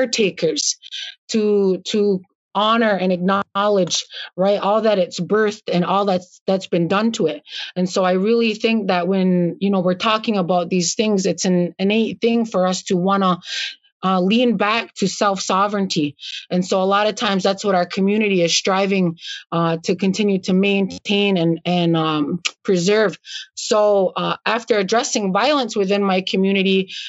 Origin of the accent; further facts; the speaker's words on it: Akwesasne, Canada; I grew up on the Canadian portion.